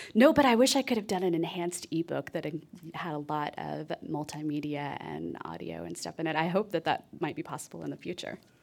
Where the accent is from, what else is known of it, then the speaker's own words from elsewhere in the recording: Texas, United States; I grew up in Texas